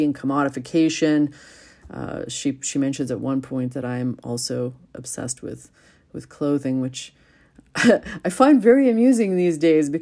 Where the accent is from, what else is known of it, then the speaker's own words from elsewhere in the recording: Vancouver, British Columbia, Canada; I'm from Vancouver